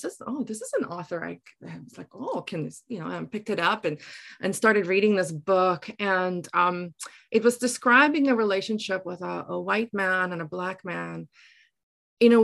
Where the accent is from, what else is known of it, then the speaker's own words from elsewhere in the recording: Drakenstein Mountains, Western Cape, South Africa; accent: Afrikaans; moved away as an adult; also born or lived in Taiwan; now in Surrey, Canada; originally, I am from the Drakenstein Mountains in South Africa.